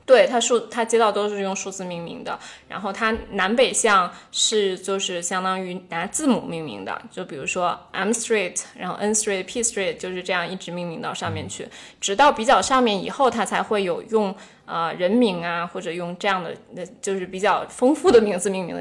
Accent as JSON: {"language": "Chinese", "region": "Beijing", "country": "China", "also_born_or_lived": "Washington, D.C., United States", "moved": "yes", "said": "虽然我是北京人"}